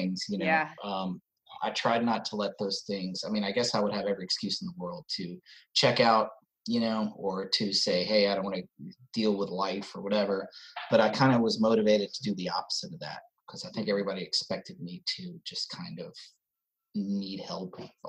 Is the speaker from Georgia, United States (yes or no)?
yes; Atlanta, Georgia, United States; also born or lived in New York City; I was born in New York City, and when I was really little, moved to Atlanta